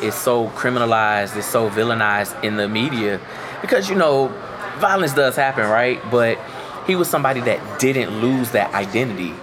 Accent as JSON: {"language": "English", "region": "Florida", "country": "United States", "said": "I'm from Florida"}